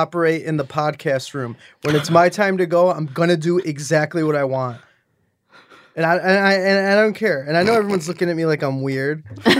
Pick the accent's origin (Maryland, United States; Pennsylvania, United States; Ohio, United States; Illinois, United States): Illinois, United States; Chicago; Chicago. What's up, Chicago?